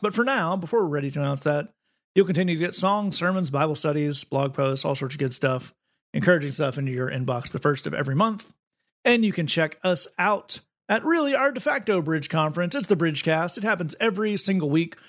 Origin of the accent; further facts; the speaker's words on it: East Tennessee, United States; I grew up in East Tennessee